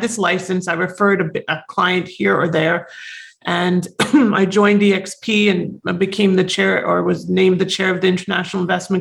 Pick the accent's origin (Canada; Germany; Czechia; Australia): Canada; Toronto, Ontario; now in United States; my mom was a realtor when I was growing up in Toronto